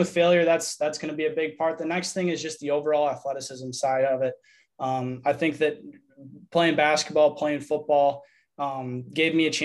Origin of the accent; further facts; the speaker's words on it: Verona, Wisconsin, United States; I'm from Verona, Wisconsin. I went to Verona High School